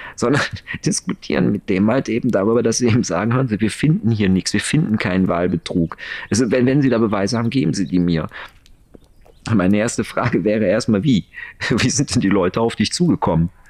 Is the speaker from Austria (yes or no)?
no; Germany; bei uns in Deutschland